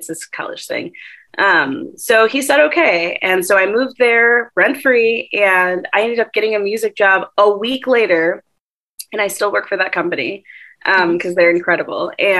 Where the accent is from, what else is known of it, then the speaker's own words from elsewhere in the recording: Plainfield, Illinois, United States; now in Portland, United States; I'm from Plainfield. Yeah. Plainfield.